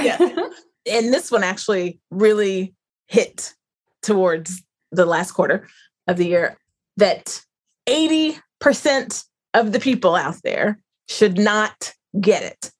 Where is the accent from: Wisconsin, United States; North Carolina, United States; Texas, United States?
North Carolina, United States; where I grew up in North Carolina